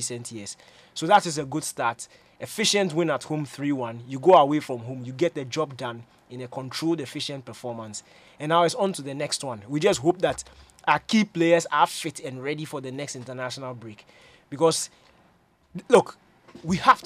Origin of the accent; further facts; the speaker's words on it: Ghana; as a Ghanaian